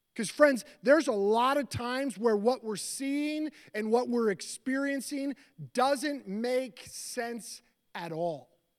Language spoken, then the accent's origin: English; Seattle, Washington, United States; moved away; also born or lived in Florida; I grew up in Seattle, and I lived in Seattle in two thousand five